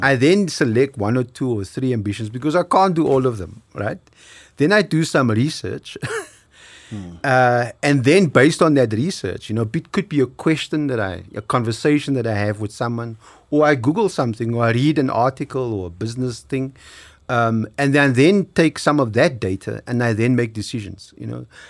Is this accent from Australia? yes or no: no; South Africa